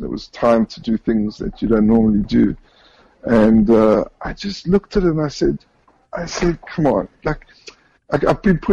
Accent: Johannesburg, Gauteng, South Africa; born or raised there; moved away as an adult; now in Israel

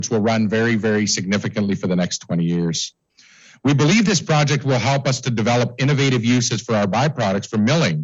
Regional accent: Davidson, Saskatchewan, Canada; when I was a child growing up in Davidson

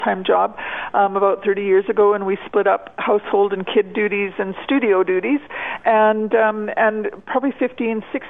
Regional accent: Fort Saskatchewan, Alberta, Canada; also born or lived in Edmonton; now in Bon Accord, Canada; I grew up in Fort Saskatchewan

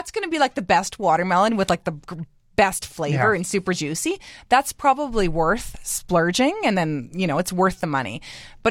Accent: Saskatchewan, Canada; now in Cochrane, Canada; I'm from Saskatchewan

